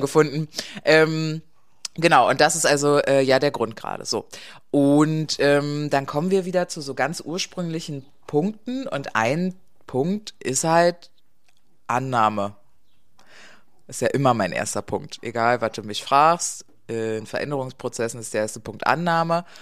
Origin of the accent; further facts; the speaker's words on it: East Germany, Germany; Ich bin ja, bin ja eine Ostdeutsche, nicht wirklich, ich bin nach der Wende geboren, aber halt im Osten Deutschlands